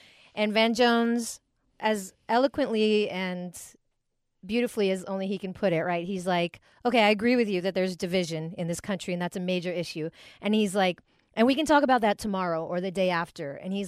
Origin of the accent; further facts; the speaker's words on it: Philippines; I'm always celebrating being Filipino.